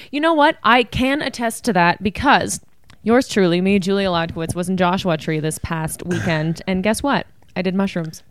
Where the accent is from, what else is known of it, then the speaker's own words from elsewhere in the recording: Canada; We are Canadian